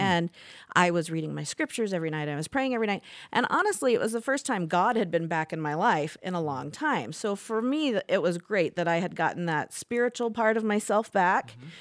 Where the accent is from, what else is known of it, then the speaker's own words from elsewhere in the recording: Indiana, United States; moved away as an adult; also born or lived in Las Vegas, Nevada; now in Saratoga Springs, Utah, United States; I was born in Las Vegas, and when I was three, my parents moved to Indiana. And so, I grew up in the mission field, you would call it, in the Mormon church, and grew up in Indiana